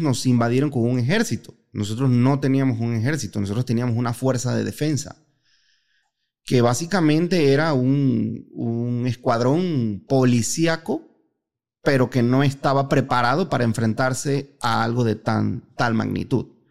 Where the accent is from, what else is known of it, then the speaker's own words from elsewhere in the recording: Panama; moved away as an adult; now in Guadalajara, Mexico; Yo soy panameño, soy el panameño más mexicano que existe.